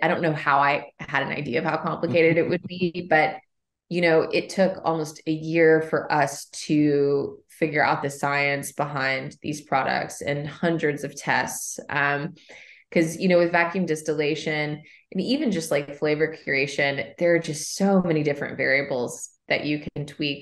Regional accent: Kentucky, United States; moved away as an adult; also born or lived in New York / Shelbyville, Kentucky; I grew up along the Bourbon Trail. I'm, I'm from Kentucky.

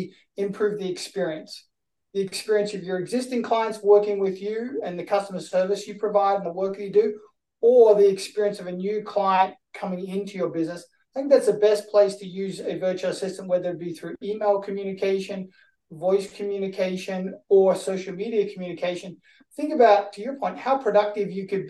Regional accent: Australia; I'm from Australia

